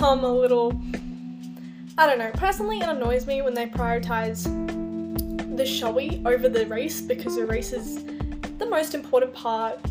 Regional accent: Australia; as an Australian

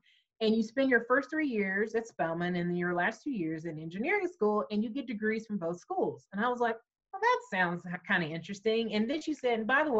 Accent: Huntsville, Alabama, United States; I grew up in Huntsville, Alabama

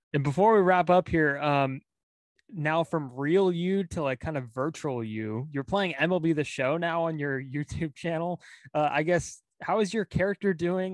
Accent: Pacifica, California, United States; Pacifica, my hometown

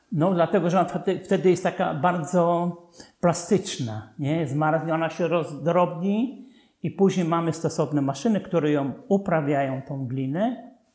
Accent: Dąbrowa nad Czarną, Łódź Voivodeship, Poland; Dąbrowie nad Czarną, skąd wywodził się mój ojciec, ja się urodziłem

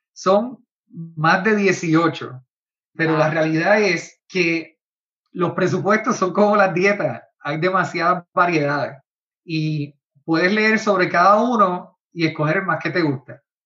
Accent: Puerto Rico; en Puerto Rico, de donde yo soy

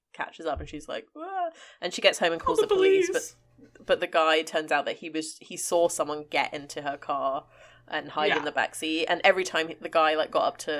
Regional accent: Cyprus; I grew up in Cyprus

